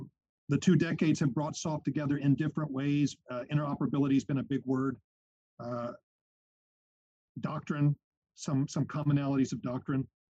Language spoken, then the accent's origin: English; United States; as the American outsider in this conversation